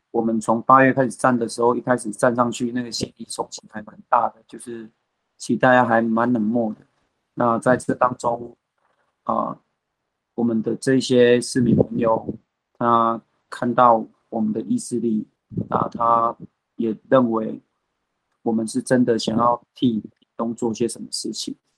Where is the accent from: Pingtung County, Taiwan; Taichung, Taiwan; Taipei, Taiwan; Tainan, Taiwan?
Pingtung County, Taiwan; Pingtung; moved away; also born or lived in United States; 我们屏东这边